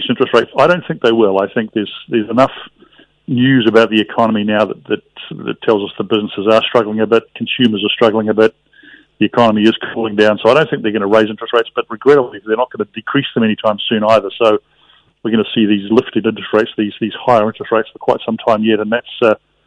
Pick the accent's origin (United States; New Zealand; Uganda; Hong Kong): New Zealand; as a New Zealander